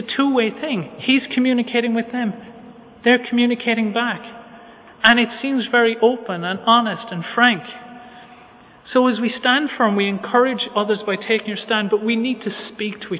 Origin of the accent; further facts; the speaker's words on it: Ireland; as Irish people